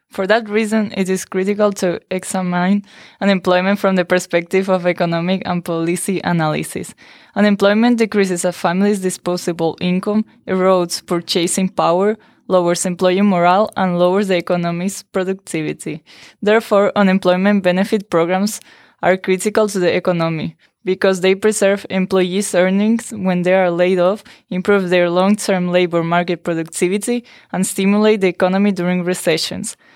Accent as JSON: {"language": "English", "region": "Canary Islands", "country": "Spain", "moved": "yes", "lives_now": "United States", "said": "I'm from Spain, from the Canary Islands."}